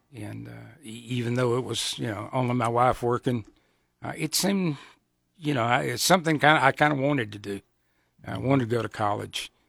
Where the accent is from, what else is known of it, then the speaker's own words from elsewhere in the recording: Georgia, United States; moved away as an adult; also born or lived in South Carolina / Atlanta; now in Nebraska, United States; I was born in South Carolina, raised in Georgia.